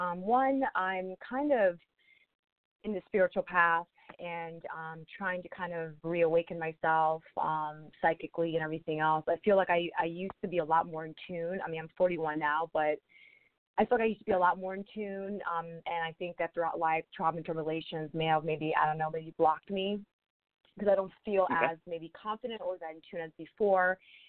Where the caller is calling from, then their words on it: St. Petersburg, Florida, United States; I'm calling from St. Pete, Florida.